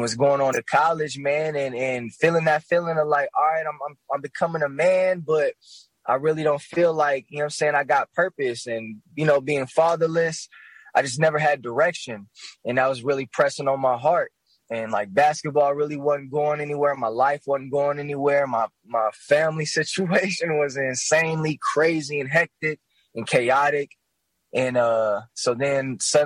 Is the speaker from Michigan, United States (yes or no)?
yes; Grand Rapids, Michigan, United States; also born or lived in Kalamazoo, Michigan; I'm from Grand Rapids, Michigan, the mighty Midwest itself. I grew up actually a little bit in Kalamazoo, Michigan